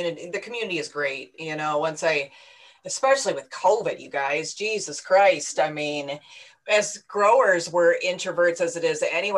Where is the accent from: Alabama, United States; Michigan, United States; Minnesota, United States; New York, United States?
Michigan, United States; moved away as an adult; also born or lived in Chicago; born and raised in Michigan, came back after Chicago